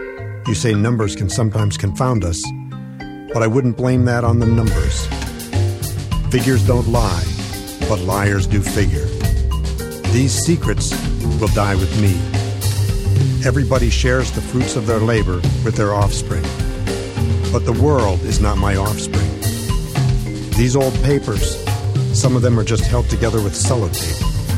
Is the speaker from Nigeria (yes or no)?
yes; Nigeria; moved away as an adult; now in United States; I come from Nigeria originally. I came to California to go to college.